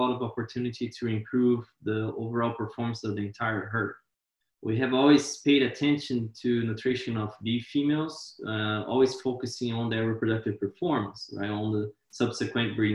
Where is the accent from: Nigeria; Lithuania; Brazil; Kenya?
Brazil; moved away as an adult; also born or lived in Wyoming, United States; now in Florida, United States; I am originally from Brazil